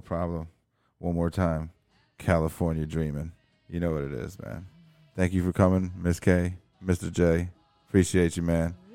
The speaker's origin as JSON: {"language": "English", "region": "Berlin", "country": "Germany", "tie": "born or raised there", "moved": "yes", "said": "I was born in Berlin"}